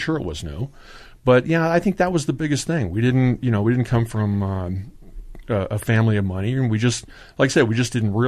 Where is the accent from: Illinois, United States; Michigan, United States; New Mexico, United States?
Illinois, United States; North Aurora; growing up in North Aurora